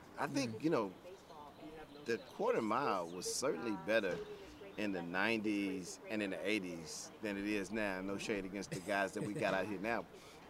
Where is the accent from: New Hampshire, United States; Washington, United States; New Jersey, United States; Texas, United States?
Texas, United States; Prairie View; Growing up in the Prairie View, Texas area, and being on that campus every day